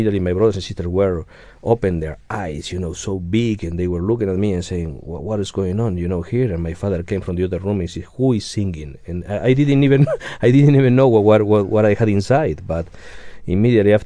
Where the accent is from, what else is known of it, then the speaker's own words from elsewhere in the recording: Argentina; moved away as an adult; also born or lived in Uruguay / United States; I was born in South America. Then I grew up in Argentina, and at around 20 years old, I moved to the United States